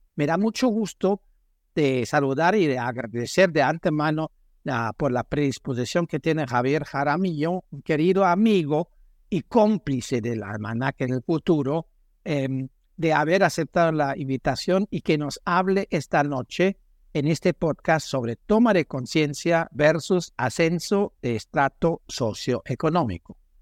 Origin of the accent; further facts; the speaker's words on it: Colombia; estamos como sociedad colombiana